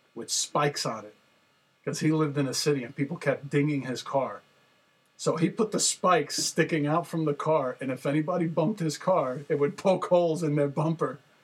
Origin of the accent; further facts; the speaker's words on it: Jersey City, New Jersey, United States; I grew up in Jersey City